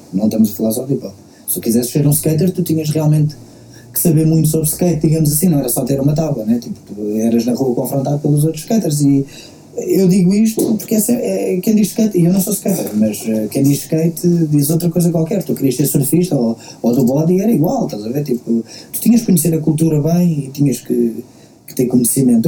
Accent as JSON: {"language": "Portuguese", "town": "Queluz", "region": "Lisbon", "country": "Portugal", "said": "eu sou, eu sou de Queluz"}